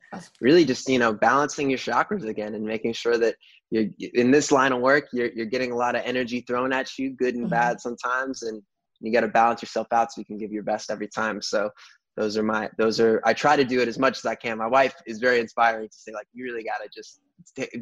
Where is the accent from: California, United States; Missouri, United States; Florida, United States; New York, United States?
New York, United States; I grew up in New York